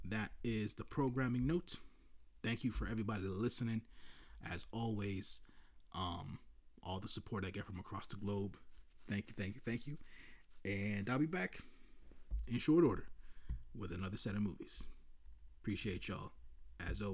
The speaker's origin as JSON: {"language": "English", "town": "New York City", "region": "New York", "country": "United States", "tie": "born or raised there", "said": "the community that I grew up in Washington Heights"}